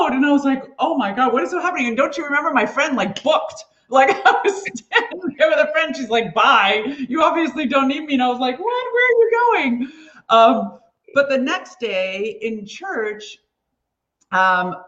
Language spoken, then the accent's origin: English; Beverly Hills, California, United States; I grew up in Beverly Hills